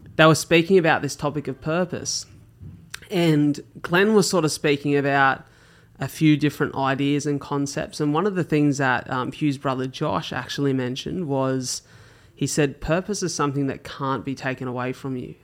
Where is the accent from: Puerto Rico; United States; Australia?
Australia; as Aussie kids